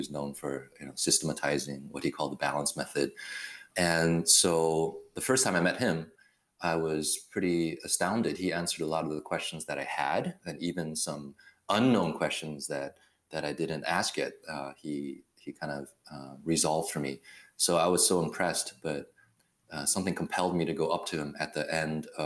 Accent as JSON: {"language": "English", "country": "Taiwan", "tie": "born or raised there", "also_born_or_lived": "Berkeley, California", "moved": "yes", "said": "I was born in Taiwan"}